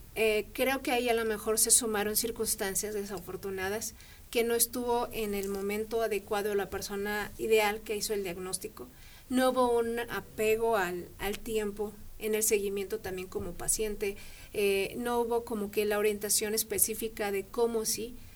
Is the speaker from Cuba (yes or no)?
no; Mexico; somos mexicanas